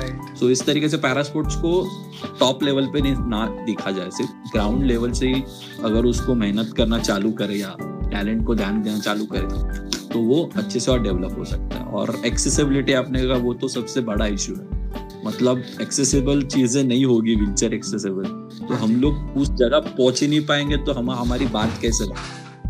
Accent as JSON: {"language": "Hindi", "town": "Mumbai", "region": "Maharashtra", "country": "India", "said": "मैं मुंबई का रहने वाला हूँ"}